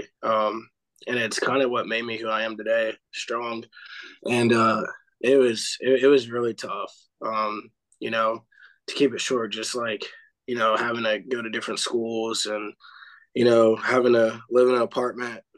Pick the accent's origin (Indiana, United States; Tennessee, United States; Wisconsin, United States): Tennessee, United States; Clarksville; I'm from Clarksville, Tennessee, born and raised